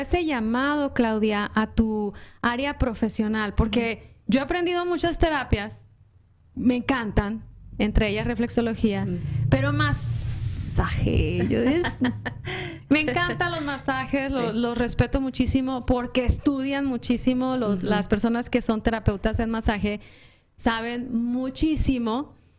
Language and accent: Spanish; Mexico; now in United States; seguimos siendo mexicanos, porque los tres somos mexicanos